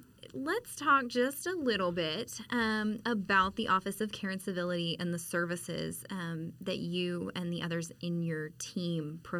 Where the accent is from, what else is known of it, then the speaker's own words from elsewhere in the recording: Arlington, Texas, United States; I grew up in Arlington.